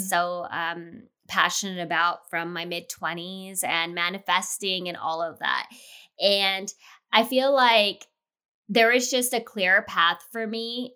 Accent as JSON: {"language": "English", "town": "Los Angeles", "region": "California", "country": "United States", "tie": "born or raised there", "moved": "as an adult", "lives_now": "Chicago, United States", "said": "I'm born and raised in L"}